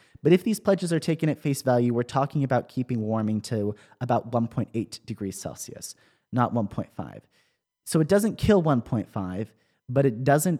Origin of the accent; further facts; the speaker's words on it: Tennessee, United States; In my home state of Tennessee